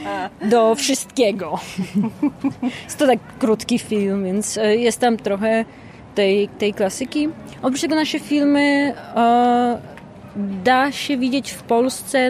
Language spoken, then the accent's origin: Polish; Poland; moved away